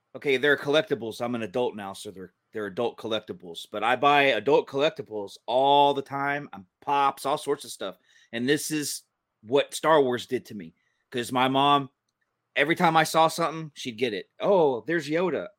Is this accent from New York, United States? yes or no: no; Kennesaw, Georgia, United States; accent: southern; where I grew up in Kennesaw, where I was living and went to school